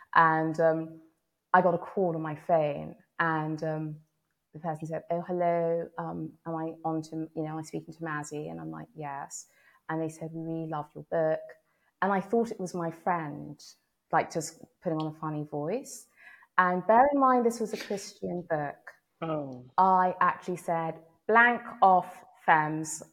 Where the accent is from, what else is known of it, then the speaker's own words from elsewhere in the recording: London, United Kingdom; I grew up in London